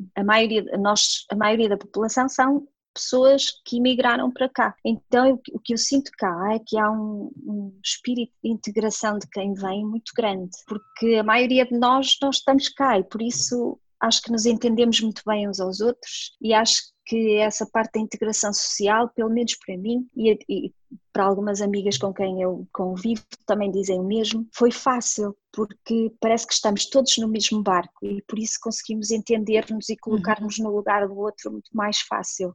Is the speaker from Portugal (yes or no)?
yes; near Porto, Norte, Portugal; moved away as an adult; now in Dubai, United Arab Emirates; sou natural de Valdecâmara, que é assim uma cidade muito pequenina ali perto do Porto, mais ou menos a meia hora do Porto, por isso sou uma menina do Norte